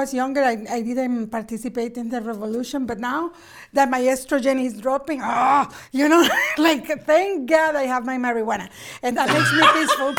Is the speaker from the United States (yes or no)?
no; Nicaragua; also born or lived in Montreal, Canada; now in Canada; I'm a political refugee from Nicaragua.